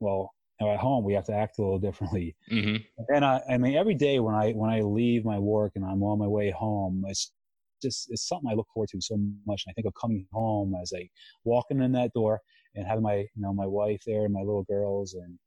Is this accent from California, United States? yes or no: no; Jim Thorpe, Pennsylvania, United States; now in Massachusetts, United States; I grew up in Pennsylvania and my family's still back there